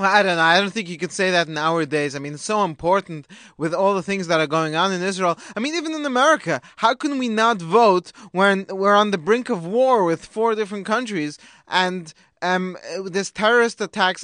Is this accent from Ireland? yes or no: no; England, United Kingdom; now in United States; me being English